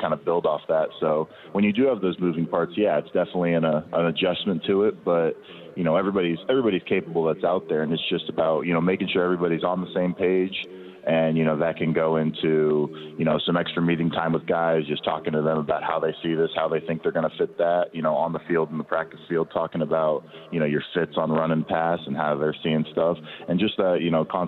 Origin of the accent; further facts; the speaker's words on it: Southlake, Texas, United States; I grew up in South Lake for, you know, nearly all my life. My parents moved there when I was, you know, 3 to 6 months old